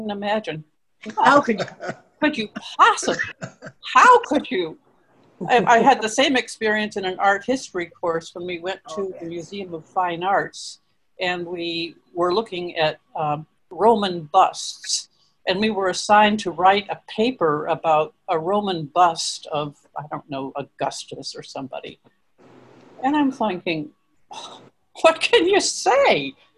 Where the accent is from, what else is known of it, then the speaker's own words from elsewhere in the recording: Ithaca, New York, United States; born there; probably because I was born in Ithaca.